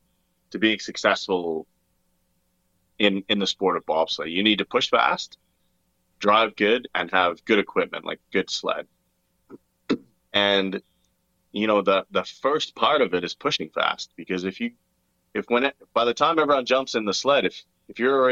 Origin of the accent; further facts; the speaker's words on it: Australia; born there; accent: hybrid; also born or lived in Canada; So for me, actually, so I was born in Australia. That's why I have like kind of a weird, well, I don't know, I think I have like a hybrid accent.